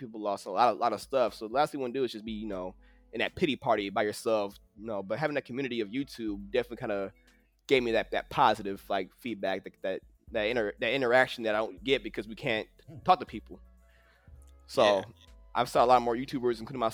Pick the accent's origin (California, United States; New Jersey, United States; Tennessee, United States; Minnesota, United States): Minnesota, United States; St. Paul; now in Austin, United States; I'm originally from St. Paul, Minnesota